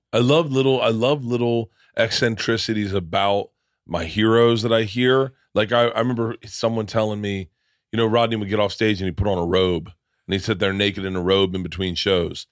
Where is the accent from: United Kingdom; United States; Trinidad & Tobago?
United States; Florida; moved away; also born or lived in New York; I grew up in Florida.